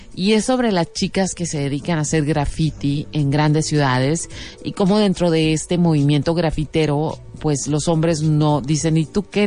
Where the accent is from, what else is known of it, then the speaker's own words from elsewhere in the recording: Mexico; nosotros como mexicanos